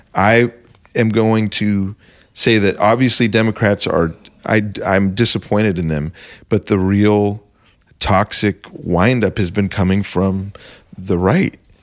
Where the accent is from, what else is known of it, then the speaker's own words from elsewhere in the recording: Arizona, United States; I'm from Arizona